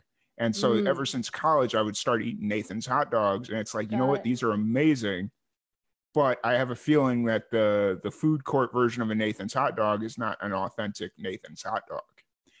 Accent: Chicago, Illinois, United States; moved away; also born or lived in Florida; I'm born and raised in Chicago.

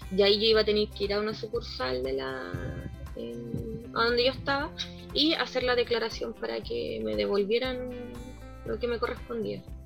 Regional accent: Chile; soy chilena, hablo fuerte

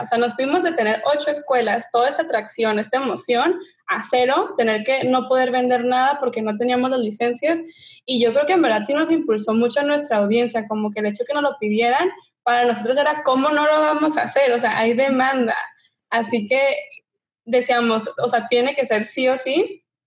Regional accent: Tijuana, Baja California, Mexico; moved away as an adult; now in Los Angeles, United States; soy mexicana de Tijuana y me mudé a Los Ángeles hace ya siete años para la universidad

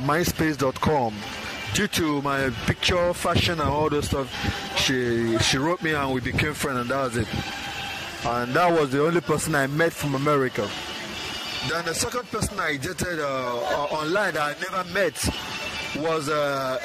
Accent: Imo, Nigeria; I'm Igbo by tribe, and I hail from Imo State, in the eastern part of Nigeria.

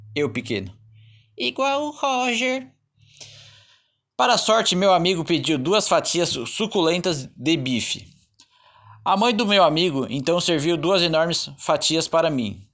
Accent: Santana de Parnaíba, São Paulo, Brazil; accent: caipira R; now in Florianópolis, Brazil; passei boa parte da minha infância em Santana de Parnaíba, município da Grande São Paulo

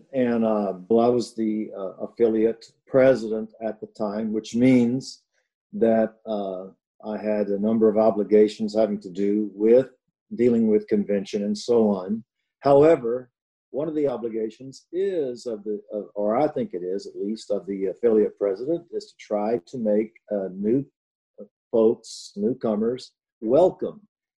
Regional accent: Texas Gulf Coast, United States; I grew up here on the Texas Gulf Coast and been here for most of my life. I've wandered around a few states

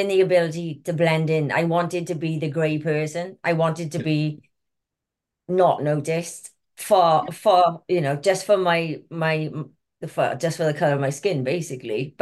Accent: Wales, United Kingdom; I'm really from Wales.

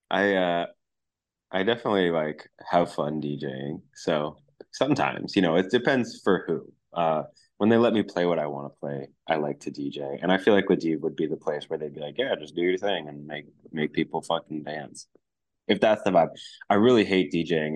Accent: New York City, New York, United States; I grew up in Brooklyn, so I've always been in the city

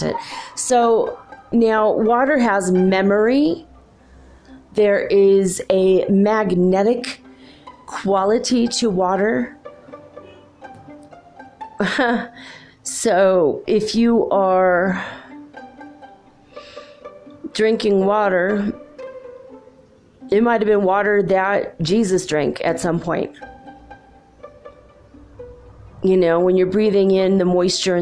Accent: California, United States; moved away; I'm from California, I'm not there now

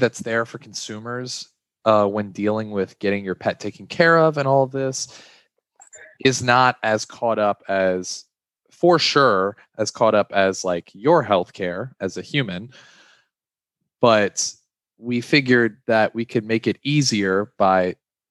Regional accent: Baton Rouge, Louisiana, United States; I'm from Baton Rouge, Louisiana. I'm currently in my final year at LSU, which is here in Baton Rouge

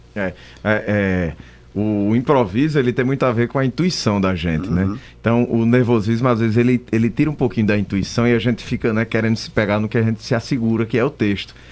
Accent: Bodocó, Pernambuco, Brazil; also born or lived in Juazeiro do Norte, Ceará; Eu nasci no Juazeiro, né? Juazeiro do Norte, do Padre Cícero. Fui criado em Bodocó, no sertão

